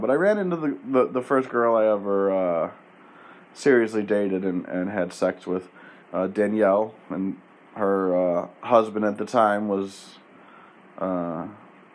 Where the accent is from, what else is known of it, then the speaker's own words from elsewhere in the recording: Penfield, New York, United States; I'm from Penfield